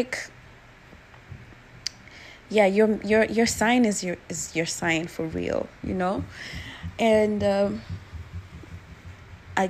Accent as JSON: {"language": "English", "region": "Nairobi", "country": "Kenya", "tie": "born or raised there", "moved": "as an adult", "lives_now": "United States", "said": "I am from Kenya. I was born and raised in Nairobi. I live in the States now."}